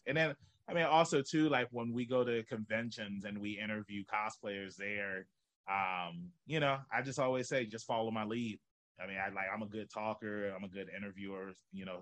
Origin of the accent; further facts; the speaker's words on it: Norfolk, Virginia, United States; I was born and raised here in Norfolk, Virginia